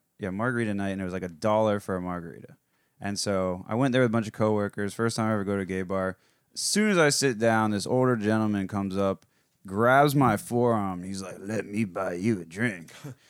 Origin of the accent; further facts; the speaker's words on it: South Florida, United States; I'm from South Florida. I've been exposed to the gay community my whole life.